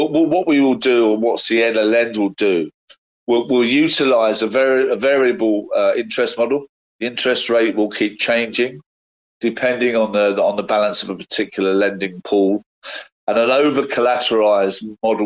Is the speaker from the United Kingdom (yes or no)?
yes; London, United Kingdom; as a Londoner